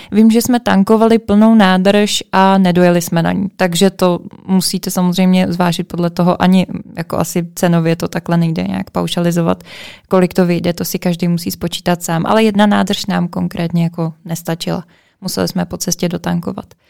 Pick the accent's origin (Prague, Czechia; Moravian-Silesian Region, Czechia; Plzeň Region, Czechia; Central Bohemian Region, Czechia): Plzeň Region, Czechia; Plzeň; my jsme z Plzně